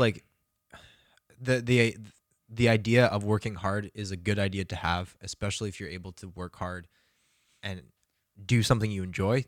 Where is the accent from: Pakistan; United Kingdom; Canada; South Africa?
Canada; Calgary, Alberta; moved away; go back to my hometown and to fucking relax in Calgary